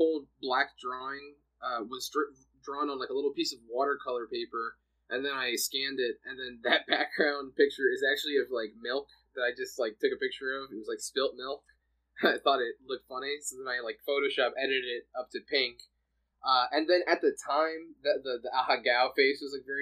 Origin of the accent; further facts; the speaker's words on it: Jersey City, New Jersey, United States; moved away as an adult; now in California, United States; I grew up in Jersey City for a lot of my, you know, my life, and I've recently moved to California